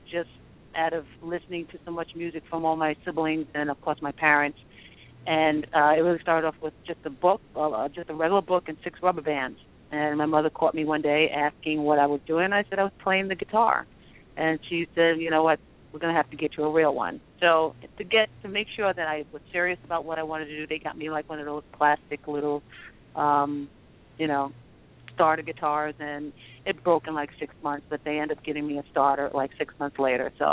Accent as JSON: {"language": "English", "town": "New York City", "region": "New York", "country": "United States", "tie": "born or raised there", "said": "I was born and raised in Queens, yes."}